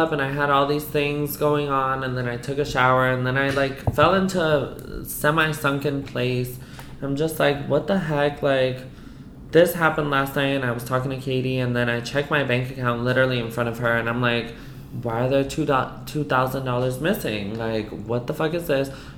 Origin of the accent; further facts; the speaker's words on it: East Coast, United States; I'm Puerto Rican. I'm from the East Coast